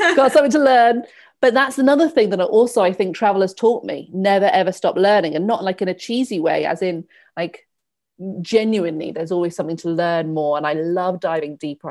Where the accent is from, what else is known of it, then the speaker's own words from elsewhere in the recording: Torquay, South West England, United Kingdom; moved away as an adult; also born or lived in India / Bristol / Henley / London; I grew up in Torquay